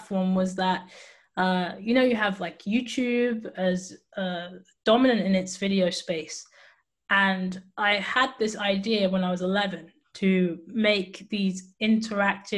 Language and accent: English; England, United Kingdom; also born or lived in Cambridge; I am from England, United Kingdom. And I'm based in Cambridge, but right now I'm in Bristol